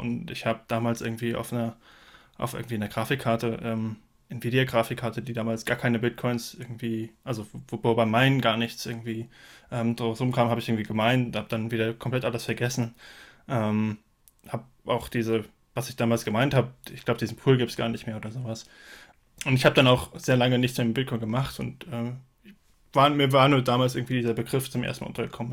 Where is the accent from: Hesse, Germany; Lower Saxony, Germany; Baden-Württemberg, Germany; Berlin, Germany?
Hesse, Germany; Frankfurt; ich komme aus dem Raum Frankfurt